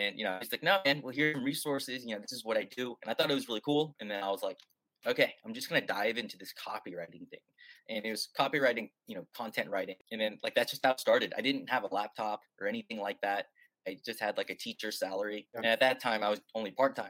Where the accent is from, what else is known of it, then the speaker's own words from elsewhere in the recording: United States; moved away as an adult; now in Budapest, Hungary; I'm actually from America, but I'm based in Budapest